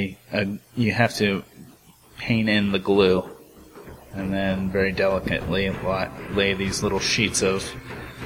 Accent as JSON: {"language": "English", "area": "Bay Area", "region": "California", "country": "United States", "tie": "born or raised there", "said": "growing up in the Bay Area"}